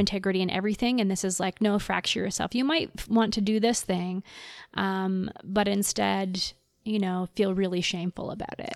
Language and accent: English; Texas, United States; moved away; I'm from the States, I'm from Texas